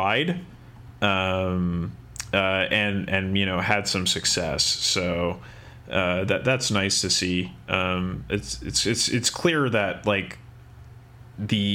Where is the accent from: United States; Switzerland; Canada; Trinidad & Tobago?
Canada; Kamloops, British Columbia; my hometown of Kamloops in Canada